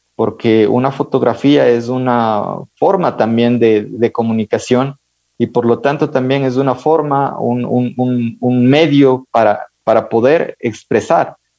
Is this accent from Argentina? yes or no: no; Ibarra, Imbabura, Ecuador; moved away as an adult; now in Quito, Ecuador; Yo crecí con mis abuelos en Ibarra